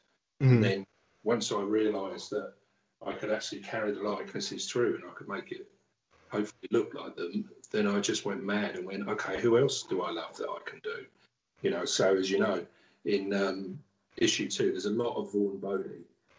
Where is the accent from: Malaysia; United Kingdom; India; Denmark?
United Kingdom; England; Almost to the point where, especially because I grew up in England, those people, Stan, Jack, Bernie, Barry Smith, Jeff Jones, it's almost like they weren't people, they were gods.